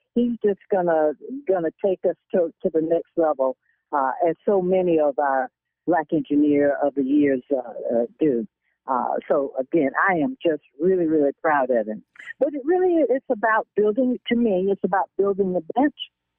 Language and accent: English; South Carolina, United States; moved away; my hometown in South Carolina.